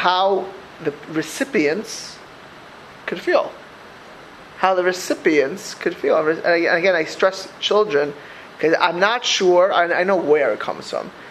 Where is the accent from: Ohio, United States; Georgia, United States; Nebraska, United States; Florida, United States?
Florida, United States; South; moved away; also born or lived in Lakewood, New Jersey / Philadelphia; I grew up in South Florida